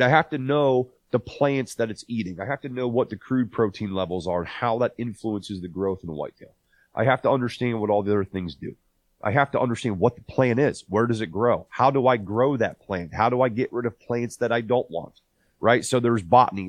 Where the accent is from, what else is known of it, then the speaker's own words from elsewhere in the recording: Northeast Ohio, United States; I was born and raised in Northeast Ohio